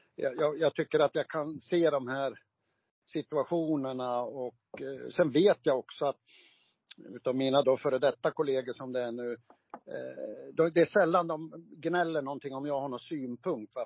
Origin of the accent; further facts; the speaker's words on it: Gävle, Gävleborg County, Sweden; Fjärde, fjärde Tvärgatan var jag född på, men det finns ju inte kvar utan heter väl Brynäsgränd nu